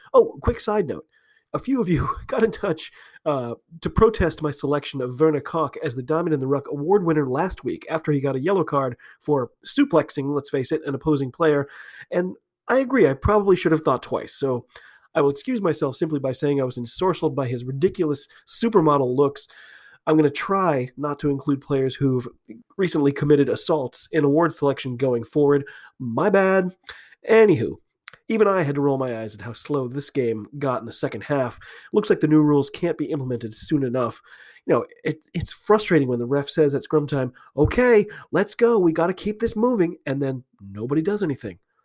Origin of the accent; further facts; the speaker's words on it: United States; I'm an American rugby fan